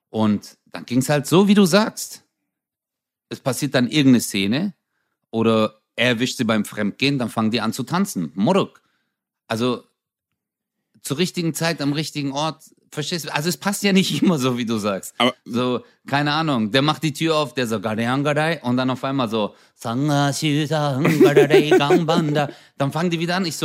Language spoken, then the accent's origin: German; Turkey; Also ich zum Beispiel als Türke, wenn ich das sehe, ich denke mir so, ey, die tanzen wieder.